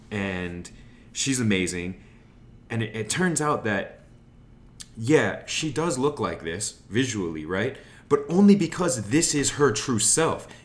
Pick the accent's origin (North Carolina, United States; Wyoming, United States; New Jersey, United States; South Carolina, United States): Wyoming, United States; now in Los Angeles, United States; I grew up in Wyoming on a farm right? Mm-hmm. And so my parents are cowboys, my grandparents were cowboys, mm-hmm. but I don't feel like a cowboy